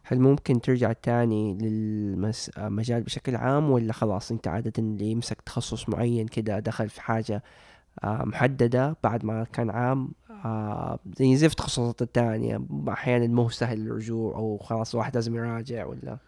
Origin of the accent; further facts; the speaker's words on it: Saudi Arabia; في البلد عندنا في السعودية